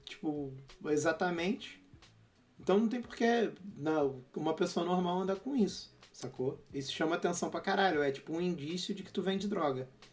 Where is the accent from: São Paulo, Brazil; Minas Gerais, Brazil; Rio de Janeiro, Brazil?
Rio de Janeiro, Brazil; sou do Rio